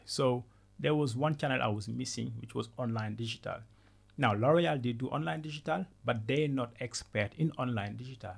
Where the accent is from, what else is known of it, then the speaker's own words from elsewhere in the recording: Senegal; first language Wolof; English is a second language; moved away as an adult; also born or lived in Ivory Coast / France; So I was born in Senegal and then I, w- I grew up in Senegal until the age of 12. Then I moved to Ivory Coast